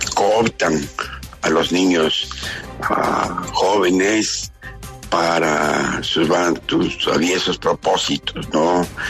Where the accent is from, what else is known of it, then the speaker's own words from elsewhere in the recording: Ecuador; somos todos los ecuatorianos